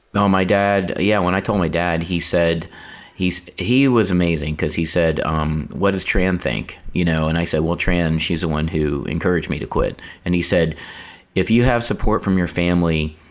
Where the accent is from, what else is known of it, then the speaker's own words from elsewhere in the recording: North Carolina, United States; I grew up in North Carolina